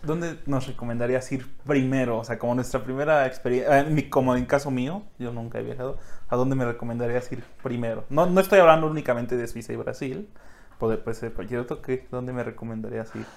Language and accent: Spanish; Mexico; como mexicano